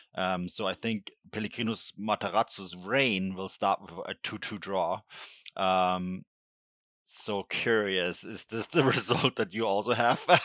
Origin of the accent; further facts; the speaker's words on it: Bavaria, Germany; I grew up in Bavaria.